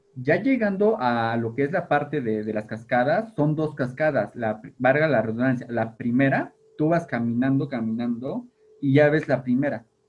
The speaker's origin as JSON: {"language": "Spanish", "town": "Tehuacán", "region": "Puebla", "country": "Mexico", "tie": "born or raised there", "said": "donde vivo, bueno, donde, de donde soy, de San Lorenzo, hay balnearios, hay yacimientos de agua. Realmente mi pueblo hasta hace unos años era un pueblo entre caños. O sea, vivíamos en medio del agua."}